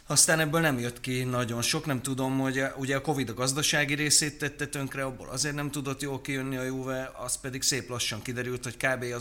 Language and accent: Hungarian; Veszprém, Veszprém County, Hungary; Veszprémi vagyok